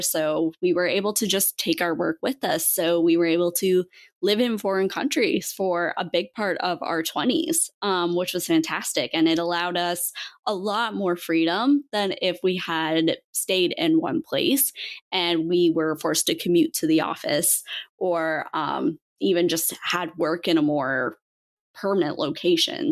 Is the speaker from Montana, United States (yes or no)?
yes; Montana, United States; I grew up in Montana and grew up in the outdoors.